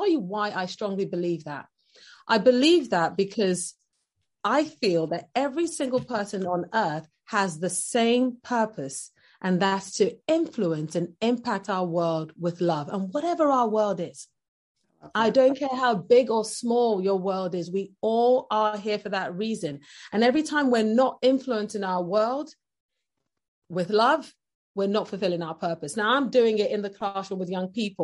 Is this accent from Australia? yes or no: no; Nigeria; moved away as an adult; now in United Kingdom; I'm originally from Nigeria, and I lived in Nigeria for the first 17 years of my life. And then I moved over to the UK